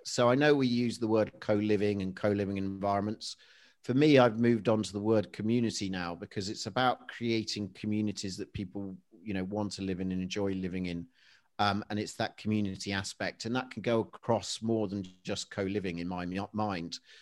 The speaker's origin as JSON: {"language": "English", "town": "Leicester", "region": "East Midlands", "country": "United Kingdom", "tie": "born or raised there", "said": "I'm originally from Leicestershire. I was born in Leicester."}